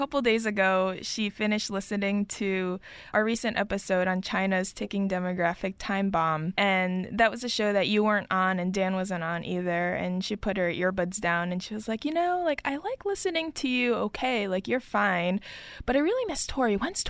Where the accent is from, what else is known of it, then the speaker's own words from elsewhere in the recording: Tokyo, Japan; of Bloomberg News, joining from my hometown of Tokyo.